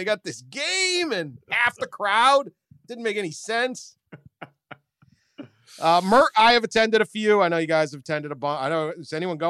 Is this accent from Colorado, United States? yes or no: no; Memphis, Tennessee, United States; I'm from Memphis, Tennessee, right?